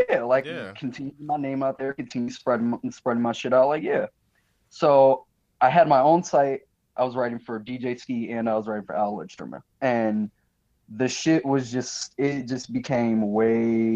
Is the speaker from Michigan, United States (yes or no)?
yes; Michigan, United States; moved away as an adult; I'm from Michigan originally, went straight out of high school into the Air Force